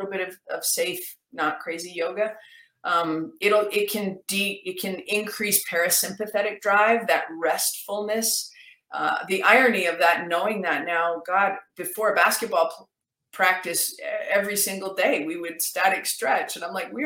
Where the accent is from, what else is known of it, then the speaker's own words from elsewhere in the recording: Canada; I'm actually Canadian